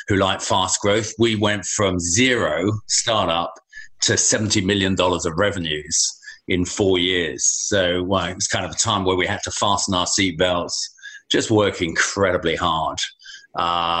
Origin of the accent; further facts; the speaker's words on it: Folkestone, South East England, United Kingdom; moved away as an adult; also born or lived in London; I left my hometown down in Folkestone, Kent.